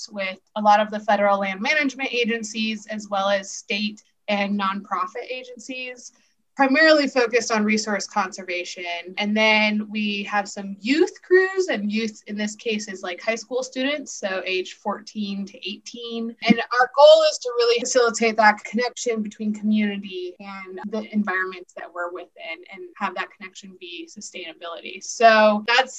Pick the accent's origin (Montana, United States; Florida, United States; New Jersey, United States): Montana, United States; born and raised in Montana